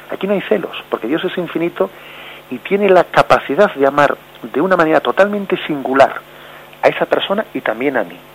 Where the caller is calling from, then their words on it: Vigo, Galicia, Spain; de Vigo.